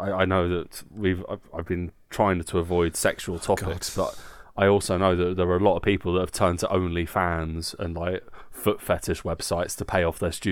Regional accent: England, United Kingdom; Obviously, Nick and I are both football fans. Uh, we are English, uh, and this is part of our, our

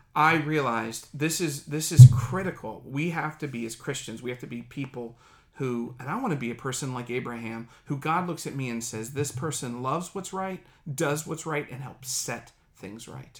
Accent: Dayton, Ohio, United States; moved away as an adult; now in Silicon Valley, United States; my hometown of Dayton, Ohio.

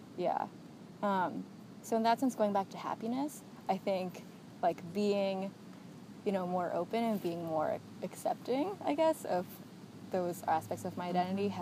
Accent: United States; a child of immigrants um, growing up, I guess, second generation Asian American

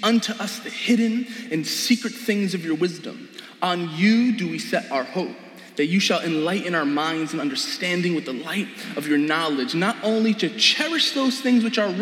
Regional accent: New York City, New York, United States; also born or lived in Brooklyn, New York; I am Queens raised, Jamaica Queens to be exact. Funnily enough, I was actually born in Brooklyn, though.

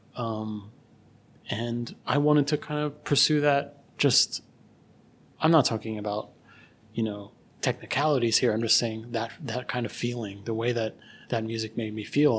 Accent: Philadelphia, Pennsylvania, United States; I grew up in Philadelphia

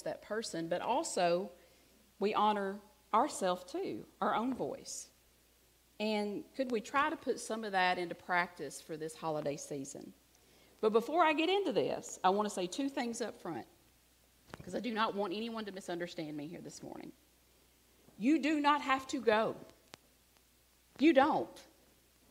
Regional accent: Alabama, United States; I'm from Alabama

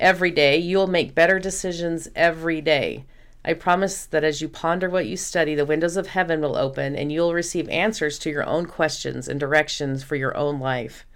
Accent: Houston, Texas, United States; we grew up in Houston

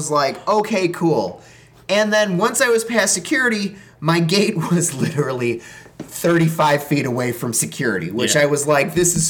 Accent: Chicago, Illinois, United States; moved away as an adult; I'm a Chicagoan

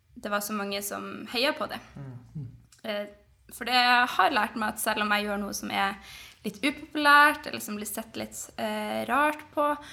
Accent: Northern Norway, Norway; jeg er nordlending

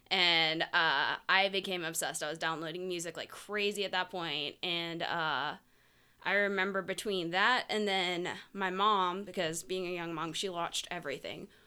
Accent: St. Petersburg, Florida, United States; also born or lived in Tampa; I grew up in Saint Petersburg

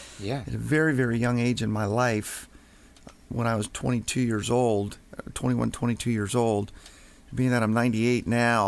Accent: Washington, District of Columbia, United States; moved away as an adult; now in Baltimore, United States; originally from Washington, D.C. We were moved here to Baltimore about 31, going on 32 years ago.

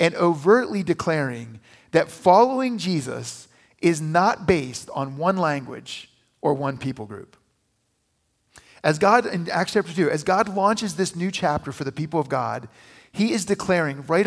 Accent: United States; I grew up near West Virginia.

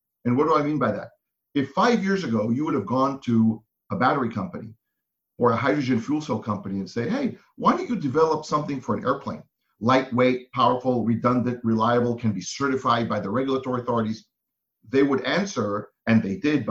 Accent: Israel; moved away as an adult; now in United States; I'm originally from Israel. I was in the military there, did some work in advertising, then came to the US to get my MBA

